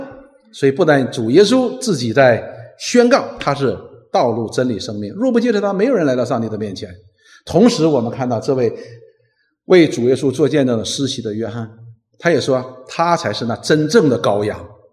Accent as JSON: {"language": "Chinese", "region": "Northeast China", "country": "China", "said": "我们东北人叫里外三新"}